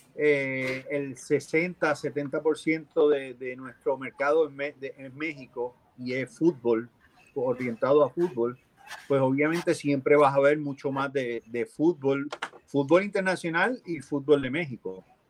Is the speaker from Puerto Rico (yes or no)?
yes; Puerto Rico; moved away; yo que soy boricua